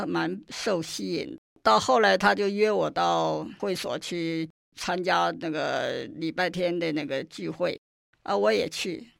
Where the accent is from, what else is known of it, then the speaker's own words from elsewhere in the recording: China; moved away; 因为在那个医院里头，那个时候我们只有三个从大陆来的护士，